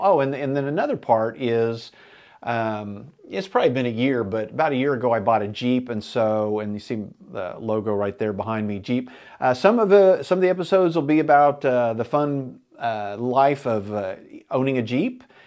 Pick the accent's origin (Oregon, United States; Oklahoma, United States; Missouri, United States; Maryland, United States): Oklahoma, United States; Enid; me and my buddies growing up in Enid, Oklahoma in the seventies